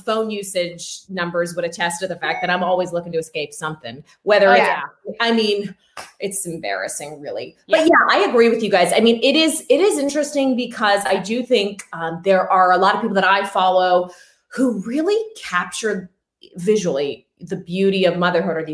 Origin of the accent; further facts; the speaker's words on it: United States; moved away; I'm a girl from the North where I came from